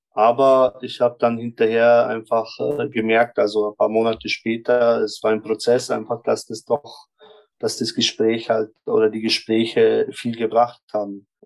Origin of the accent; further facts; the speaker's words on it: Germany; now in Vienna, Austria; Also ich komme aus Deutschland hierher und ich sehe dich, du sprichst Wienerisch